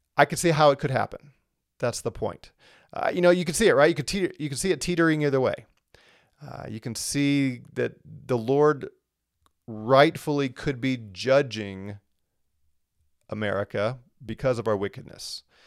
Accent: St. Louis, Missouri, United States; I grew up in Saint Louis

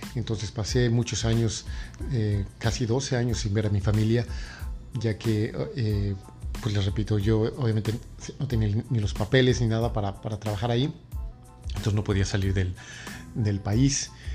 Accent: Mexico City, Mexico; moved away as an adult; now in New York, United States; yo básicamente soy de la Ciudad de México, pero he vivido en la ciudad de, Nueva York por los últimos 16 años

